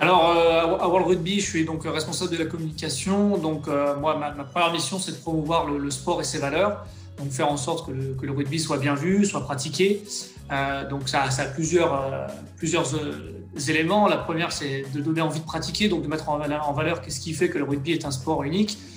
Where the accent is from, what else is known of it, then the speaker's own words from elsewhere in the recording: Soisy-sur-Seine, Île-de-France, France; je suis originaire, du coup, du quatre-vingt-onze, d'une petite ville qui s'appelle, euh, Sauzy-sur-Seine. C'est juste à côté d'Evry, qui est la préfecture, euh, de l'Essonne